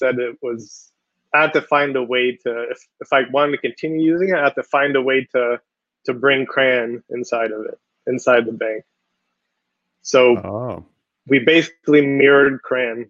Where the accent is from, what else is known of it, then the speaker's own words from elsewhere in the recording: Israel; moved away as an adult; also born or lived in Connecticut; now in United States; I'm from Israel